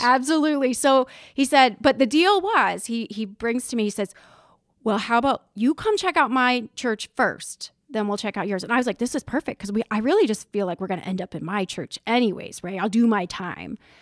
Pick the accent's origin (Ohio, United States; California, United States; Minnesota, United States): Ohio, United States; Hartville; I grew up in Northeast Ohio. I'm from a little town called Hartville, Ohio